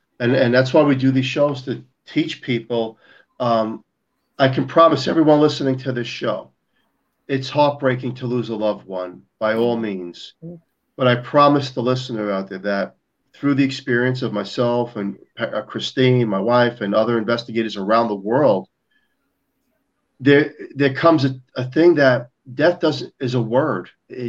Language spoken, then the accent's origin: English; New York, United States; I'm a New Yorker. I debunk everything.